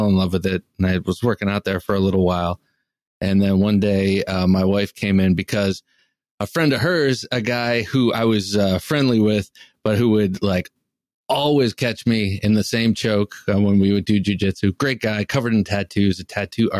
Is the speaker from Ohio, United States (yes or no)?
yes; Cleveland, Ohio, United States; I grew up outside Cleveland, Ohio, in the suburbs on the east side of outside of Cleveland, Ohio